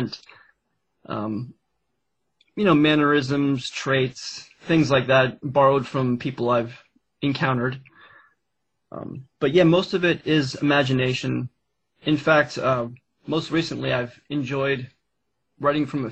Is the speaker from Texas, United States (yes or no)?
no; Pennsylvania, United States; the adventures I had with my brother in our youth here in Pennsylvania.